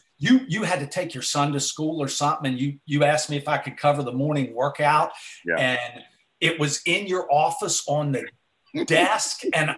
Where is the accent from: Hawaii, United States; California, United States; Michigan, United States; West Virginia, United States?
West Virginia, United States; Bridgeport; I'm from Bridgeport, West Virginia. I love West Virginia.